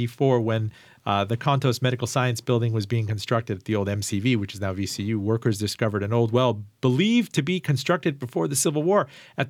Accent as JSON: {"language": "English", "country": "Iran", "said": "I mean, I'm from Iran, and I talked to my dad about his dad"}